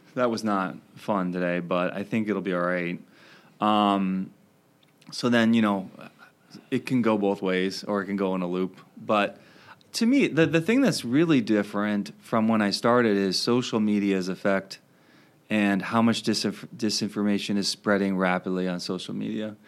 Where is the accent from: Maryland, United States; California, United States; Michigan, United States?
Maryland, United States; moved away as an adult; also born or lived in Wisconsin; now in Madison, United States; I grew up in Maryland and I came out to Wisconsin